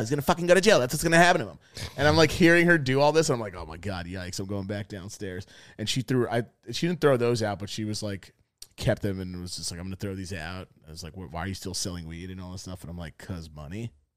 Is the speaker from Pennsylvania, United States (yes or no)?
no; New York, United States; I'm from New York.